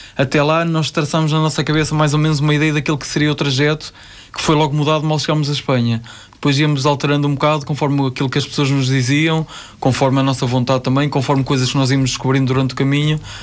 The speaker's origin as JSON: {"language": "Portuguese", "town": "Ovar", "region": "Aveiro District", "country": "Portugal", "tie": "born or raised there", "said": "Ovar é a minha terra"}